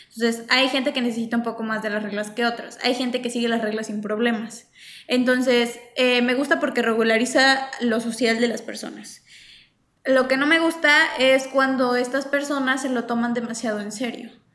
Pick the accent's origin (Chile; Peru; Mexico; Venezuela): Mexico; como diría yo como cultura mexicana